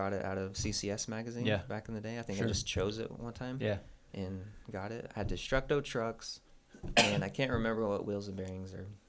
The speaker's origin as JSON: {"language": "English", "town": "Guthrie", "region": "Oklahoma", "country": "United States", "tie": "born or raised there", "moved": "as an adult", "said": "Yeah, I grew up in Oklahoma, this town called Guthrie, Oklahoma. I lived there for about 20 years before making the move out here."}